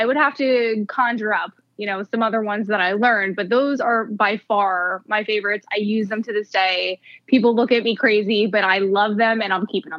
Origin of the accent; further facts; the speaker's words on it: New Jersey, United States; I'm a Northeast girl, Joel. I'm from New Jersey.